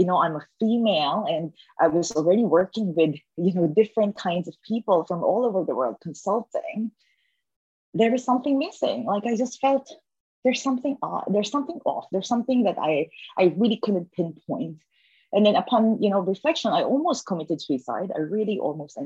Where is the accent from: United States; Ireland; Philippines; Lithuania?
Philippines; growing up in the Philippines, that's a developing country back then